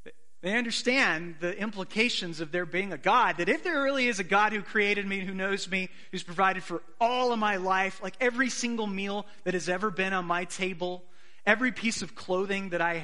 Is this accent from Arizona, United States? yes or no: yes; Arizona, United States; I grew up in Arizona